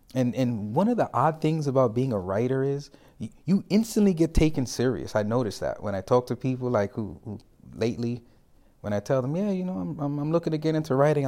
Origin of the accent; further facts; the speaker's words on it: New York City, New York, United States; I'm a New Yorker